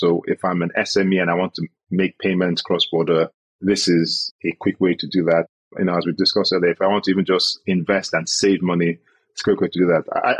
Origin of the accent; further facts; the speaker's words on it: Nigeria; I as a Nigerian want to get exposure to dollar, right? Because I'm scared of my Naira devaluing